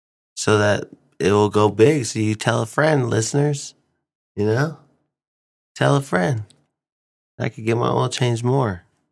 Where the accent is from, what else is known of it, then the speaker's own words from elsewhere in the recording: Philippines; Anything helps. I'm Filipino.